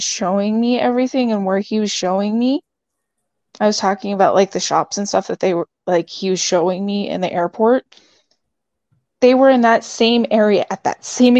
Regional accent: Netherlands; We're all from the Netherlands.

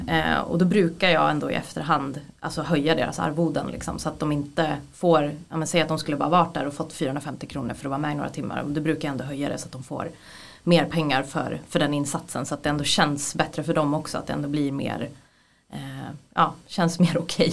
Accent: Gävle, Gävleborg County, Sweden; now in Stockholm, Sweden; jag är från Gävle från början, eh, jag är 33 år gammal men jag har bott i Stockholm väldigt länge

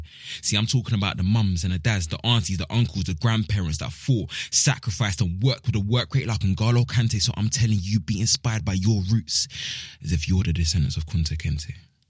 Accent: United Kingdom; yes, I was born in Britain, but I am a child of the motherland.

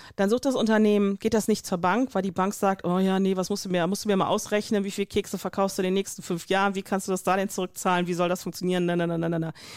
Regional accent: North Rhine-Westphalia, Germany; ich komme aus Nordrhein-Westfalen

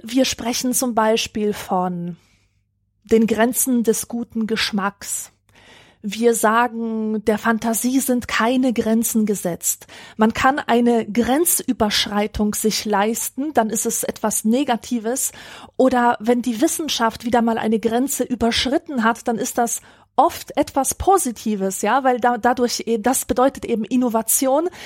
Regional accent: Upper Silesia, Poland; moved away; Das ist die Region, in der ich aufgewachsen bin

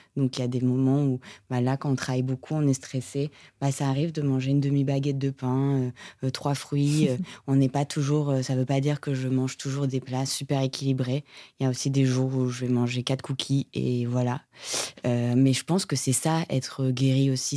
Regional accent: Monaco; je viens de Monaco

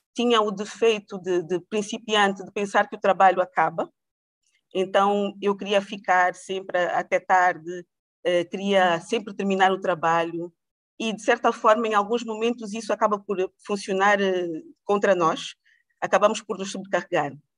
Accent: Angola; also born or lived in Portugal / United States; nasci em Portugal, mas fui criada em Angola

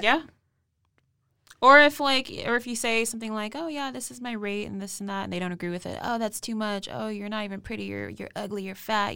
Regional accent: West Coast, United States; now in Texas, United States; I'm actually new to Texas. I'm twenty-eight years old. I'm from the West Coast.

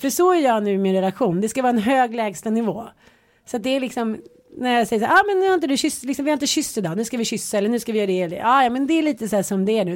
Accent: Stockholm, Stockholm County, Sweden; also born or lived in Jönköping; jag flyttade från Stockholm till Jönköping, var nio år. De tyckte att man var superball för att man kom från Stockholm. Sen flyttade man hem från Jönköping till Stockholm

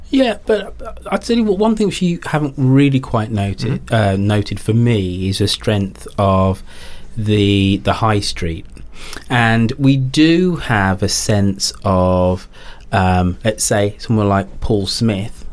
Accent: England, United Kingdom; us as, as English people

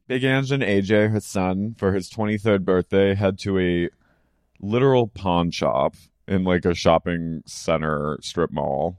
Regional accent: United States; as an American

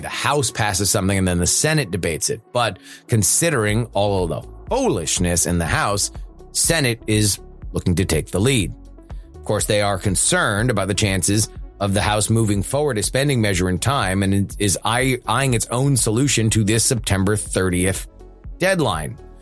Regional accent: South Florida, United States; growing up as a kid growing up in South Florida

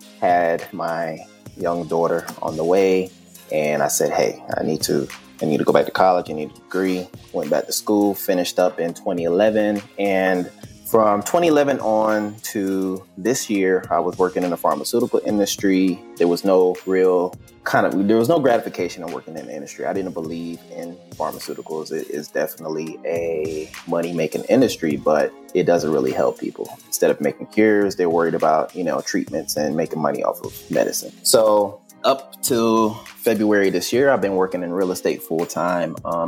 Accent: Panama; born there; also born or lived in Germany / New York / Virginia / New Jersey; I was born in Panama. Both my parents were in the army for about 20-something years. So we traveled all over the place. I lived in Germany. My mother's from Trinidad, so we visited there a few times. We lived in New York, Virginia, New Jersey, Pennsylvania.

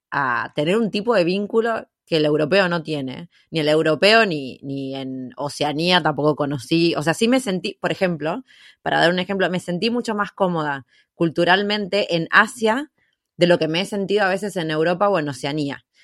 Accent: Argentina; porque realmente uno siendo argentino lo recontra necesita.

